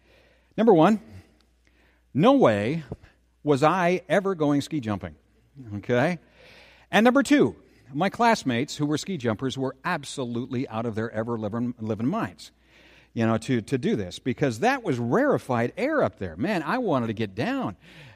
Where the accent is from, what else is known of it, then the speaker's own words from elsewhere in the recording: Saint Paul, Minnesota, United States; I first met this thing that I'm calling rarefied air when I was a kid growing up in the Battle Creek area of St. Paul.